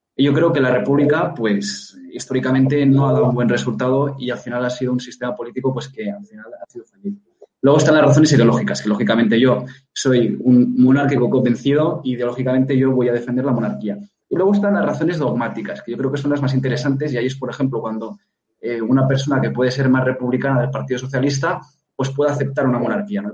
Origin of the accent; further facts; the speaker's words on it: Catalonia, Spain; Yo vengo de Cataluña, soy catalán, eh, he padecido la inversión lingüística